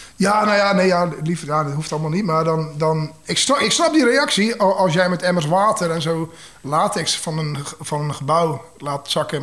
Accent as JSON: {"language": "Dutch", "region": "Zeeland", "country": "Netherlands", "also_born_or_lived": "Tilburg", "moved": "yes", "lives_now": "Maastricht, Netherlands", "said": "Ik kom uit Zeeland en ik woon eh, bijna 17 jaar in Maastricht."}